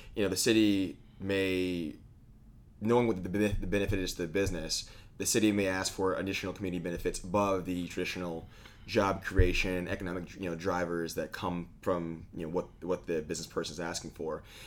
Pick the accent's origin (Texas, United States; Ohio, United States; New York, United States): Texas, United States; Austin; I grew up in Austin